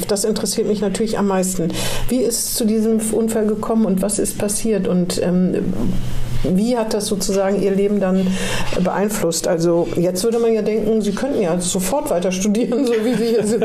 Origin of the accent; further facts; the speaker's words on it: Eschwege, Hesse, Germany; Ich komme aus Eschwege, da gibt es die Esch Eschweger Klosterbrauerei.